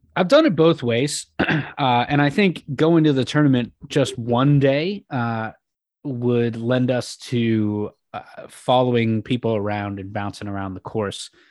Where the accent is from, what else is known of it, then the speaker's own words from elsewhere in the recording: West Coast, United States; growing up on the West Coast